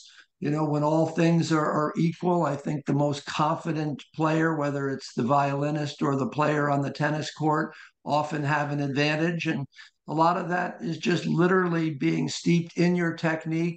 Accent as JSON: {"language": "English", "town": "Columbus", "region": "Ohio", "country": "United States", "tie": "born or raised there", "also_born_or_lived": "Wilmington, Delaware / New Haven, Connecticut / Arizona / Rochester, New York", "moved": "as an adult", "said": "I was born in Wilmington, Delaware, but spent most of my life in Columbus, Ohio"}